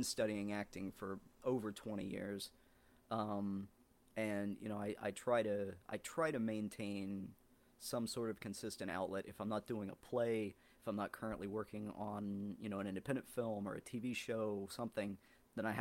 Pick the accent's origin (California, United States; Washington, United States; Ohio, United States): Ohio, United States; southeastern; moved away as an adult; now in Los Angeles, United States; where I grew up in Ohio, it was like the southeastern tip of the state